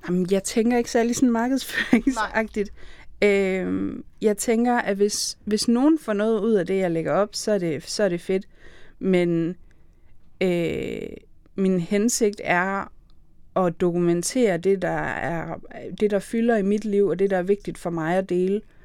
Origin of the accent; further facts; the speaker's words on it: Aarhus, Central Denmark Region, Denmark; jeg er Aarhusianer hvis nogen ikke kunne høre det.